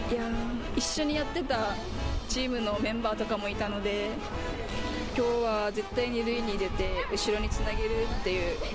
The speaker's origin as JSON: {"language": "Japanese", "town": "Chatan", "region": "Okinawa", "country": "Japan", "said": "北谷出身です自分は北玉小学校で加え中です"}